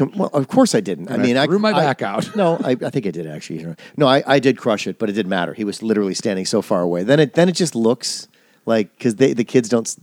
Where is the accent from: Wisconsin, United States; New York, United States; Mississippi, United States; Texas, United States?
Wisconsin, United States; moved away; I'm from Wisconsin.